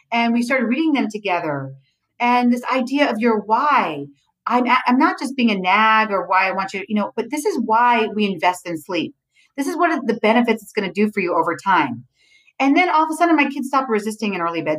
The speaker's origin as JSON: {"language": "English", "town": "New York City", "region": "New York", "country": "United States", "tie": "born or raised there", "said": "We grew up in Avenue C and 14th Street"}